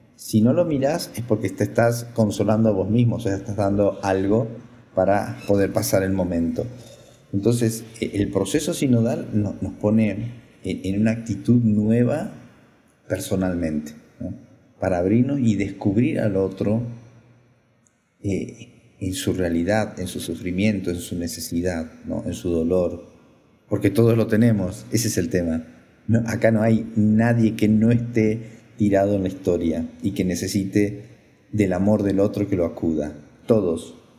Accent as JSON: {"language": "Spanish", "country": "Argentina", "moved": "yes", "said": "soy sacerdote argentino"}